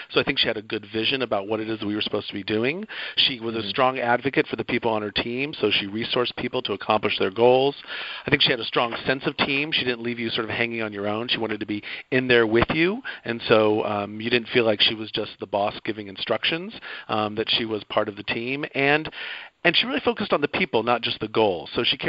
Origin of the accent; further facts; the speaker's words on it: Athens, Georgia, United States; It's also my hometown, Athens, Georgia, so I feel a lot of connection there.